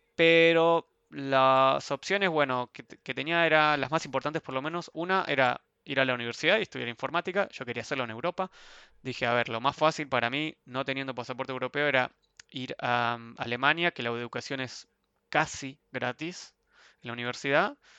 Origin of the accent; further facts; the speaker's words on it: Ezeiza, Buenos Aires Province, Argentina; moved away as an adult; also born or lived in Sweden; now in Frankfurt, Germany; Yo soy de Argentina